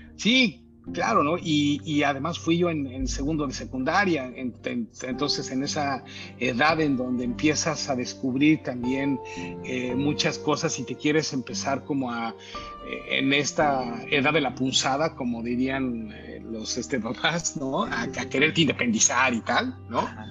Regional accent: Mexico; moved away as an adult; also born or lived in Mexico City / New York; now in United States; nosotros como mexicanos, pues este, estamos acostumbrados a los temblores

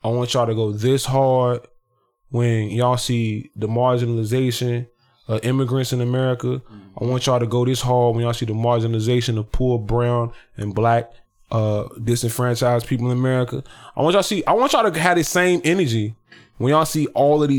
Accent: the South, United States; I'm being from the South

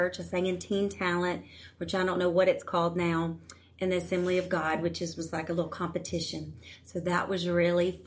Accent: Louisiana, United States; I'm from Louisiana

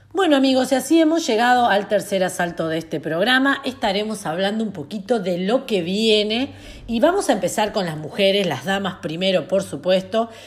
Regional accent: Argentina; mi país

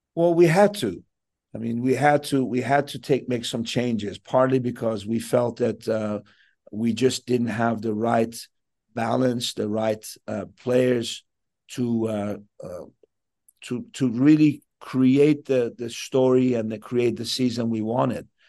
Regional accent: Southern California, United States; moved away as an adult; now in Vancouver, Canada; I was raised in Sou-, in Southern California.

